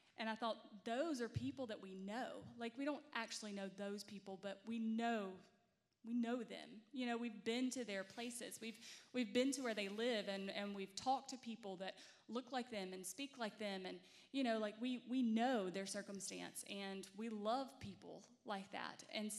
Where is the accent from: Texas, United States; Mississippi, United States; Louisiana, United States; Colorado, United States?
Mississippi, United States; moved away as an adult; we are from Mississippi originally. We had never really traveled anywhere or done anything. We both grew up in really small Southern Baptist churches